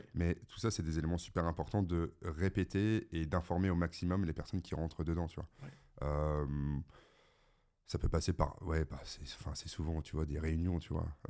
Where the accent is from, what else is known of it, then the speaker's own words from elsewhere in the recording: the North, France; Je viens quand même du Nord